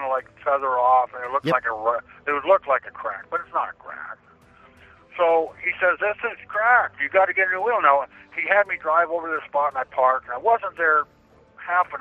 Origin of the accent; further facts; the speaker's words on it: Washington, United States; I'm from Washington State.